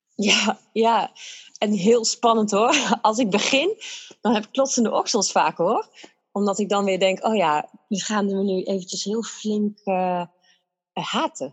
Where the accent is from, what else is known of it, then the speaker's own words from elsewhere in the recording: Netherlands; wij zijn Nederlanders